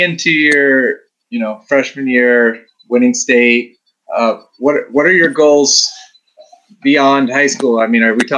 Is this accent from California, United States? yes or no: yes; Southern California, United States; We're from Southern California